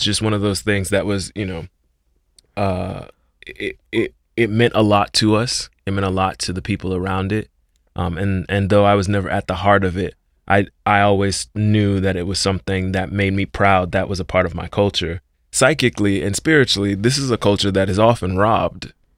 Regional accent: Miami, Florida, United States; moved away as an adult; as a young man of color growing up in Liberty City

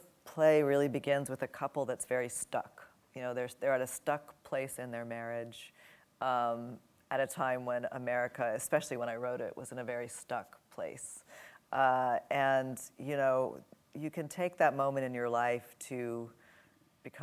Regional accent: New Orleans, Louisiana, United States; I grew up in New Orleans

